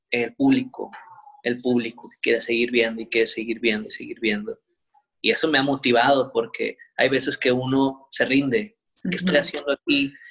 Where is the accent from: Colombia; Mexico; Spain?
Mexico; como si fuera Japón, Estados Unidos, pero pues todos somos mexicanos.